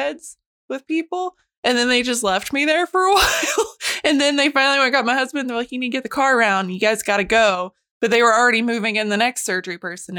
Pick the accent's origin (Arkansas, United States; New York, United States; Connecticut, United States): Arkansas, United States; Calico Rock; That happened in my hometown where I grew up. They closed Calico Rock.